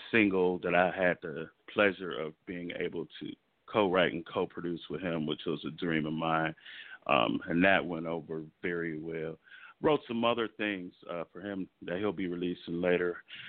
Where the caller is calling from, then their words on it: Los Angeles, California, United States; I am calling from sunny Los Angeles, California.